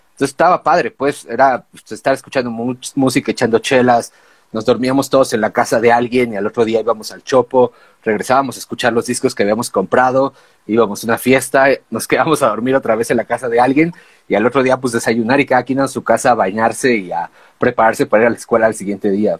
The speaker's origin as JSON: {"language": "Spanish", "region": "Mexico City", "country": "Mexico", "said": "venimos de México"}